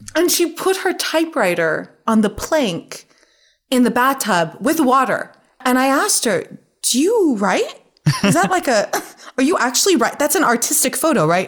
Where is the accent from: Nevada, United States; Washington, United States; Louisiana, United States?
Nevada, United States; moved away as an adult; now in New York, United States; I'm from Nevada